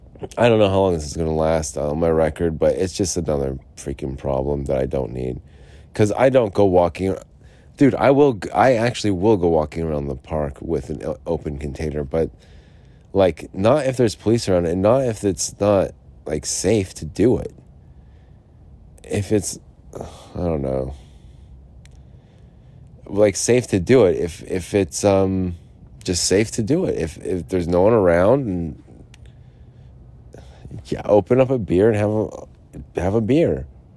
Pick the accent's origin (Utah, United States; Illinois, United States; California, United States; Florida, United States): Utah, United States; Yeah, look, I'm from Utah here.